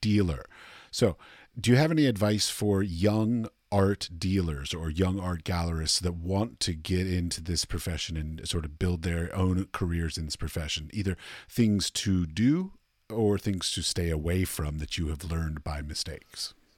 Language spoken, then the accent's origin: English; Washington, District of Columbia, United States; I'm from Washington, D C, and I went to New York a lot